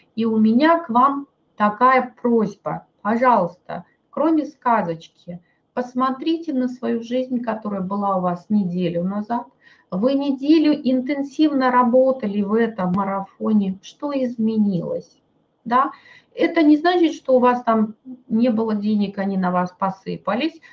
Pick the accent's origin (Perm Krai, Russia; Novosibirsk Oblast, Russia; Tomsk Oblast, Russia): Novosibirsk Oblast, Russia; Novosibirsk; мой муж с Кавказа, а я вот тут из Новосибирска